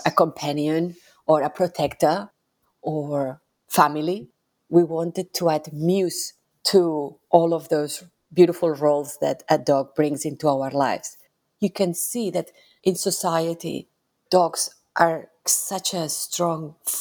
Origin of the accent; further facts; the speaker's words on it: Barcelona, Catalonia, Spain; moved away as an adult; now in Melbourne, Australia; I grew up in Barcelona